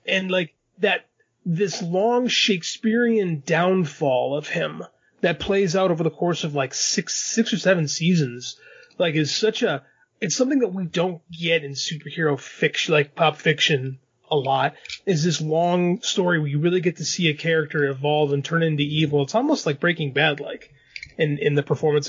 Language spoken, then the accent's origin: English; Chicago, Illinois, United States; I grew up in Chicago